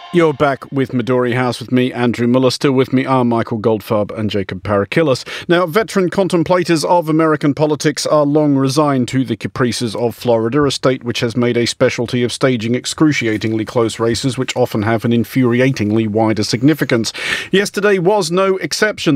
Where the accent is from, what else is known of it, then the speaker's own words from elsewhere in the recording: Australia; as an Australian